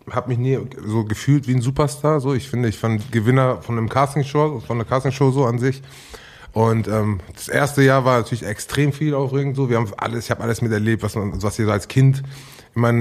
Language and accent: German; Iran; Oh, wir sind beide Iraner